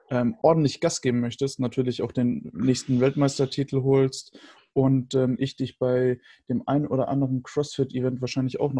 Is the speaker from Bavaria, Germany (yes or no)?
yes; Höchberg, Bavaria, Germany; born there; ich bin ja gebürtiger Höchberger